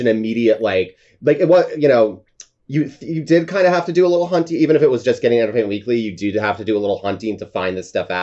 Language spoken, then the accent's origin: English; upstate New York, United States; as a kid in upstate New York